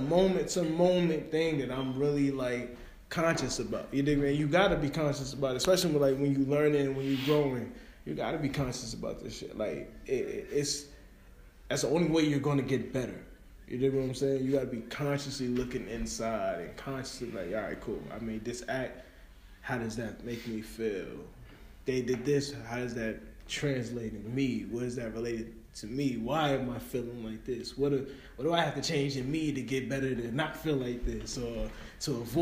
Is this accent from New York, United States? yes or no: yes; New York, United States; I'm a New Yorker